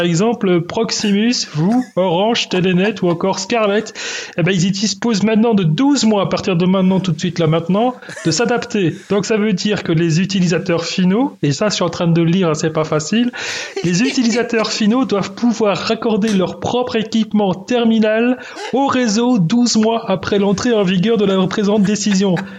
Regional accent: Belgium; chez nous en Belgique

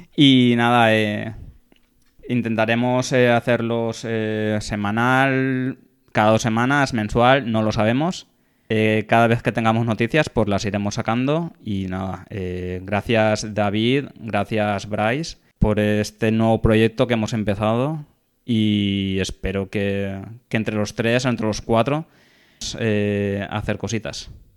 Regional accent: Valencia, Valencian Community, Spain; soy de Valencia

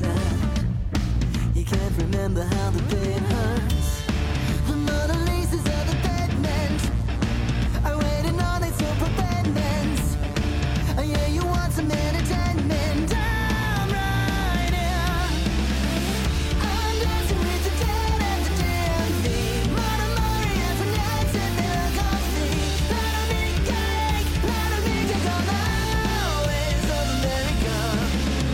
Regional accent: Denver, Colorado, United States; my hometown in Denver

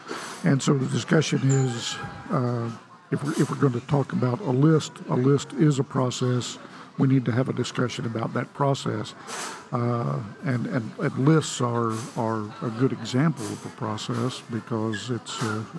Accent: Oklahoma, United States; now in Texas, United States; I live in Texas, and I grew up in Oklahoma, moved to Texas, and learning a little bit about the size of Texas has always been a revelation to me for the 50 years I've lived here now.

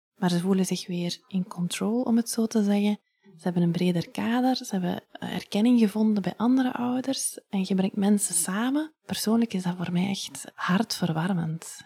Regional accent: Ghent, Flanders, Belgium; also born or lived in Leuven; now in Hoegaarden, Belgium; ik ben van Gent

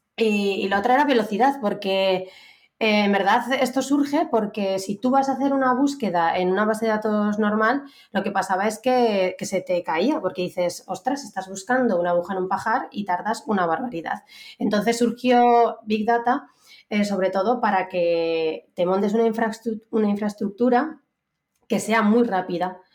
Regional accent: Aragon, Spain; moved away as an adult; now in Madrid, Spain; soy una maña muy maja que ya lleva una temporadica viviendo en Madrid.

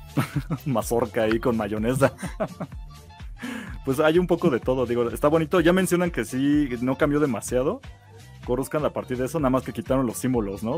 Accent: Mexico; así somos los mexicanos de, tardados

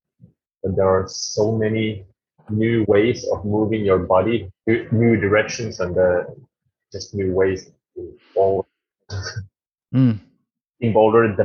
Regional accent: Jyväskylä, Central Finland, Finland; also born or lived in Norway; in my hometown, in Jyväskylä

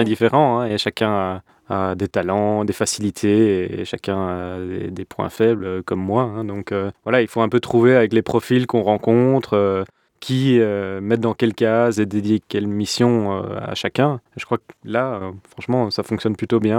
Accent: Brussels, Brussels-Capital Region, Belgium; Je suis né à Bruxelles et j'ai grandi à Bruxelles.

